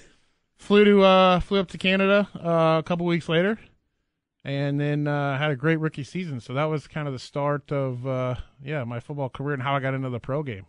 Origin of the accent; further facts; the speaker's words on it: Nebraska, United States; growing up in Nebraska